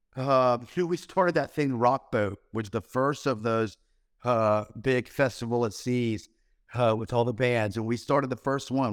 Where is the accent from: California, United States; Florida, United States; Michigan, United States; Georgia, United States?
Florida, United States; we grew up in Florida down here